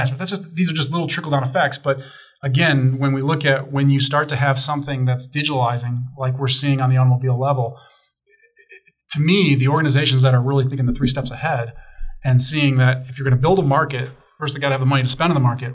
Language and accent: English; Chicago, Illinois, United States; I grew up in Chicago